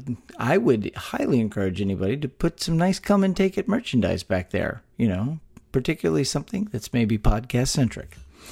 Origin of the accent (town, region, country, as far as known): Texas, United States; born or raised there